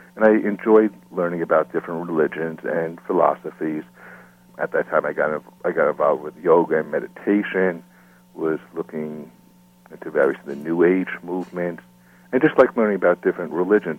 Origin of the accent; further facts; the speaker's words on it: Smithtown, New York, United States; I grew up in Smithtown, Long Island, which is a town around 60 miles east of Manhattan. I lived here all my life.